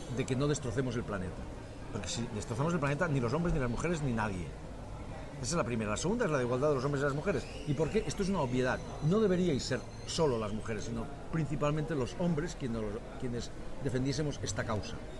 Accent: Spain; now in Catalonia, Spain; los españoles también pensamos que no somos tan no somos buenos lectores

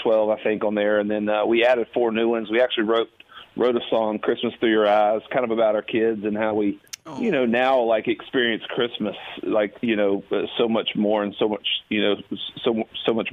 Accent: Augusta, Georgia, United States; now in Nashville, United States; I grew up in Augusta, Georgia, and it was like once in every 10 years it would snow there

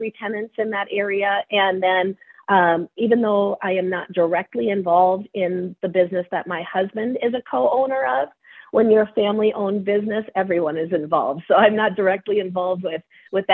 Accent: Cold Spring, Minnesota, United States; I am from Cold Spring

